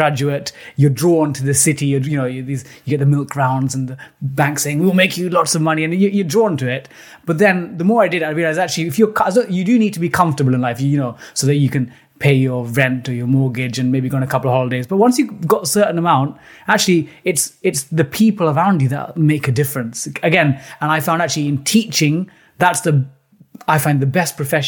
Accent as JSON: {"language": "English", "region": "London", "country": "United Kingdom", "tie": "born or raised there", "said": "my parents are from South India, Kerala State, and they moved to Britain in the late 70s, growing up in East London, initially in a council estate in East Ham, still in East Ham now"}